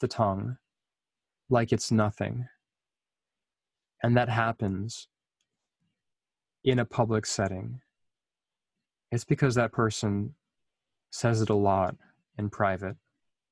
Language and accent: English; Anchorage, Alaska, United States; I was growing up in this community